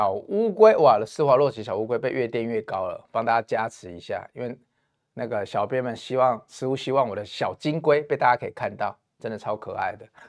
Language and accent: Chinese; Taiwan; 你现在看台湾，我们台湾人用电是很幸福的，因为我们电价很便宜。